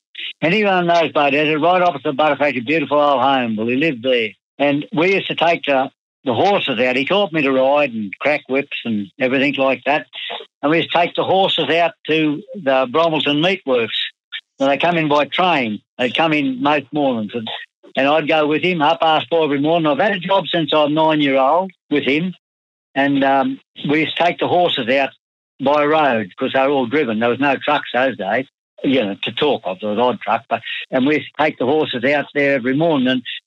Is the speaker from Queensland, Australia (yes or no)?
yes; Mungallala, Queensland, Australia; also born or lived in Brisbane / Bowenville; Well, I was born in Brisbane and I went to Mungalala within the first week I was born. I lived in Mungalala out near Mitchell. I went to school in Mungalala for the first time. I was 4.5 years old.